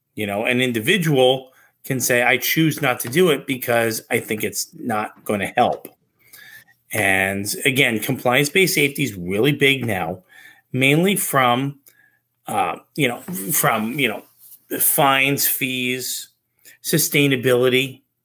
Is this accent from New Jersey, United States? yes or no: yes; New Jersey, United States; I'm also from New Jersey